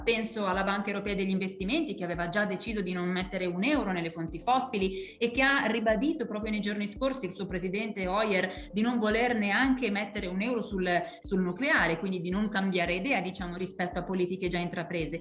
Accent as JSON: {"language": "Italian", "region": "Lombardy", "country": "Italy", "said": "Io tra l'altro sono lombarda, vengo dalla Lombardia"}